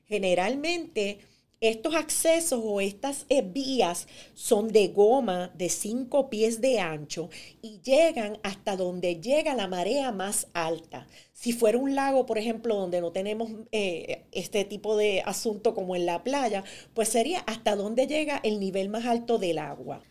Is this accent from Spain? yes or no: no; New Jersey, United States; en Nueva Jersey, de donde yo vengo